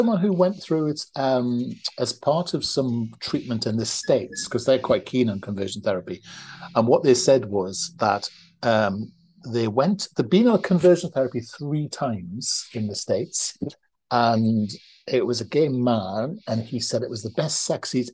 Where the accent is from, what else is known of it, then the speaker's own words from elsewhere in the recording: United Kingdom; now in North East England, United Kingdom; we're British